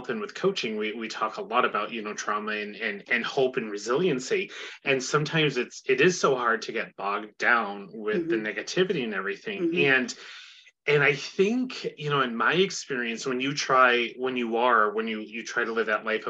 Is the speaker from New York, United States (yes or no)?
yes; Northern New York, United States; I'm from Northern New York